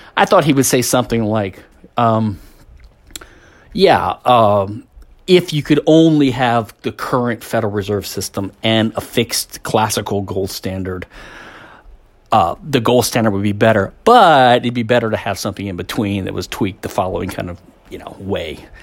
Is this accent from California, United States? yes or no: no; Louisiana, United States; I'm a hick from Louisiana.